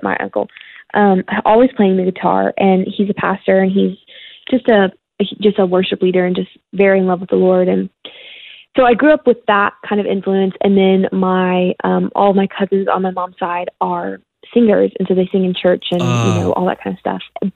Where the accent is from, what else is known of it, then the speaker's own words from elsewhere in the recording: Lexington, Kentucky, United States; I grew up in Lexington, Kentucky